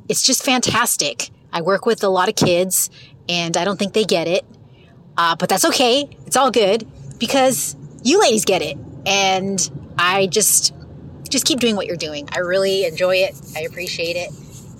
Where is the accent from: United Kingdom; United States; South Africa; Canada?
United States; West Coast; also born or lived in Pacific Northwest / Central Florida; now in Florida, United States; I'm from the West Coast, but currently live in Central Florida. Now, I was living in the Pacific Northwest during the height of the whole hipster movement